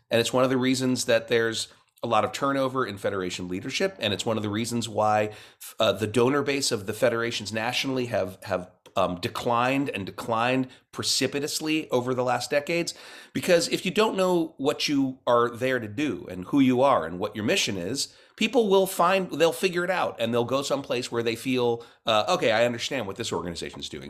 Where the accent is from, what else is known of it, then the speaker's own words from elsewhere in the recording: Cincinnati, Ohio, United States; I grew up mostly in Cincinnati, Ohio